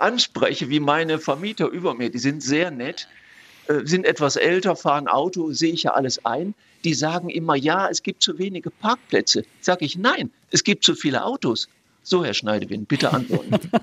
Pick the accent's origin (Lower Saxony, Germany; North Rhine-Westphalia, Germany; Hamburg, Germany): North Rhine-Westphalia, Germany; Velbert; now in Wuppertal, Germany; Ich komme aus Felbert Langenberg